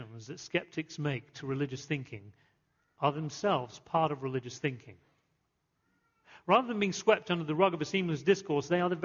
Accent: England, United Kingdom; moved away; growing up in England

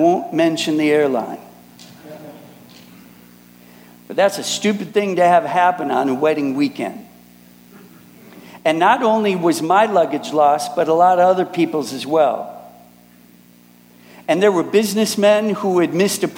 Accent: Minneapolis, Minnesota, United States; moved away as an adult; now in Germany; I'm originally from Minneapolis, but I live in Germany now

